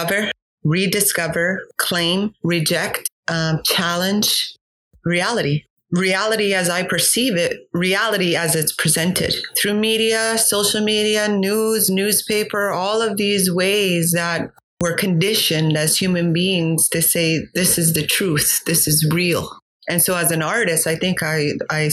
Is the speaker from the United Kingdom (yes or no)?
no; Kahnawake, Quebec, Canada; moved away; also born or lived in Algonquin territory; from Gahnawage, which is located in the province of Quebec